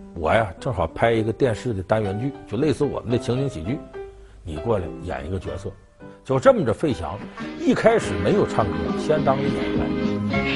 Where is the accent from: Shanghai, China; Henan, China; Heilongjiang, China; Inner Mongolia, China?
Heilongjiang, China; Harbin; 我们老家哈尔滨